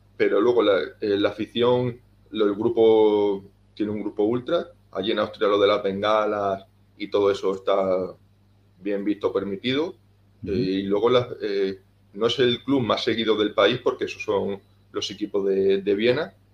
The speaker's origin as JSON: {"language": "Spanish", "town": "Cáceres", "region": "Extremadura", "country": "Spain", "said": "soy un chico español de Cáceres."}